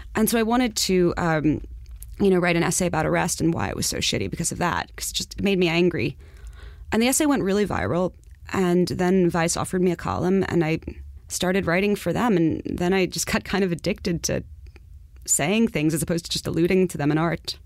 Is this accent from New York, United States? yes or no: yes; New York City, New York, United States; I'm from Far Rockaway.